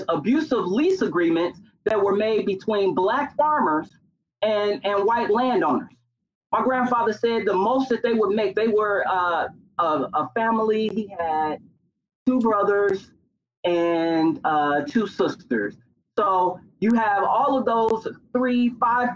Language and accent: English; Gary, Indiana, United States; Gary, Indiana, my hometown